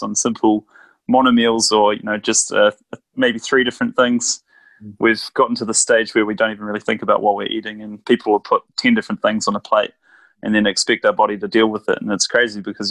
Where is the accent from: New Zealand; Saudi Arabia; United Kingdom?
New Zealand; I'm a Kiwi